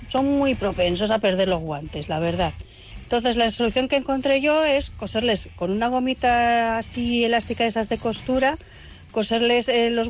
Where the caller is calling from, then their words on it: Valencia, Valencian Community, Spain; yo soy … de Valencia